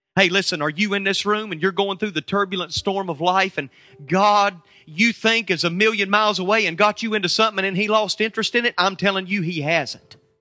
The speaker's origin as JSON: {"language": "English", "country": "United States", "said": "I'm from America"}